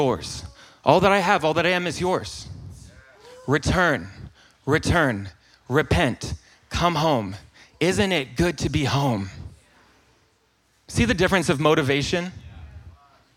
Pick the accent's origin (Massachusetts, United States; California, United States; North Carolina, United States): North Carolina, United States; accent: Southern; I am from North Carolina